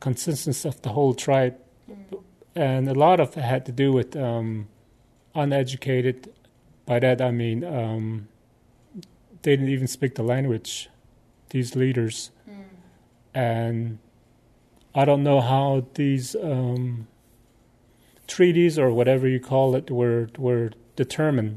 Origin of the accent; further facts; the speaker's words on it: Arizona, United States; I'm a First Nations person originally from Arizona. I'm from the Navajo Nation